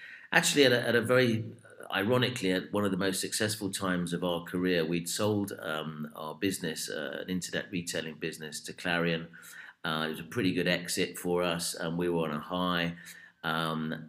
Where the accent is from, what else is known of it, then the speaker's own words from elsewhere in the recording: United Kingdom; we are British